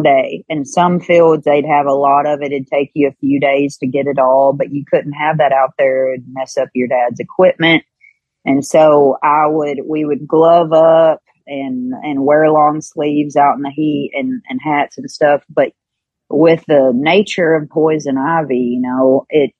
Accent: Kentucky, United States; born or raised there

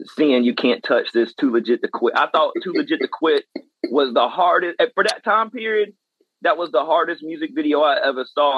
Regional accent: West Columbia, South Carolina, United States; I am from the West Columbia, Lexington side of South Carolina

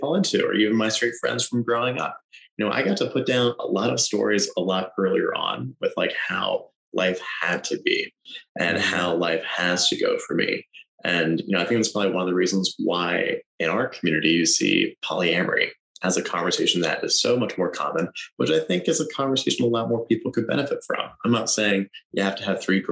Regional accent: Pennsylvania, United States; moved away; I go back to my home state in Pennsylvania

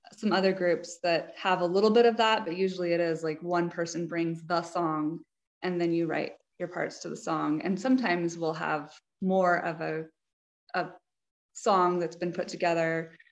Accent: New Mexico, United States; I grew up in New Mexico

